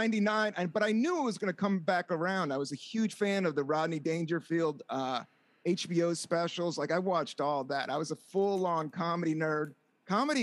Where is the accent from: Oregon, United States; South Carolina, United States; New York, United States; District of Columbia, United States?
District of Columbia, United States; Washington; moved away as an adult; also born or lived in Buena Vista, Virginia / San Francisco; now in Brooklyn, United States; Originally from Washington, DC. I grew up right on Capitol Hill, and then we moved down south, and then I lived in DC and lived in a small, like, southern town called Buena Vista, Virginia